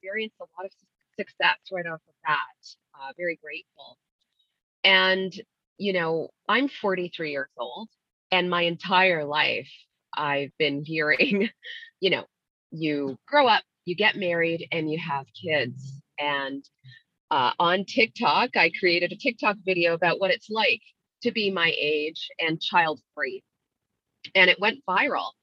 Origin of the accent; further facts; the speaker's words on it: Ottawa, Ontario, Canada; also born or lived in London, England; They raised me in a really lovely part of the suburbs here in Ottawa, Canada